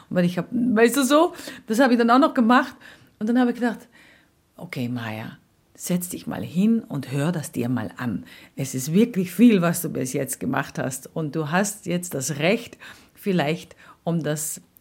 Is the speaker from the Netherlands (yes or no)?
yes; Netherlands; now in Austria; Und dann kam ich natürlich mit meinen Erfahrungen als Holländerin.